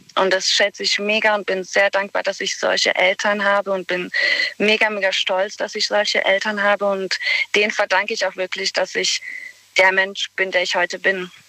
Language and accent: German; Bosnia & Herzegovina; German is a second language; moved away as an adult; now in Germany; Und da habe ich 18 Jahre lang in Bosnien gelebt